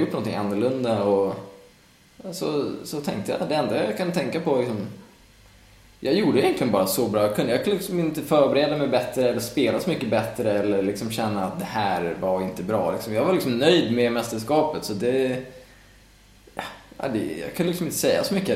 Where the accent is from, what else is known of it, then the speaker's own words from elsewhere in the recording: Stockholm, Stockholm County, Sweden; also born or lived in Skåne; now in Gothenburg, Sweden; jag är från Stockholm och jag fyller år då så att jag har ändå tänkt vara uppe med familjen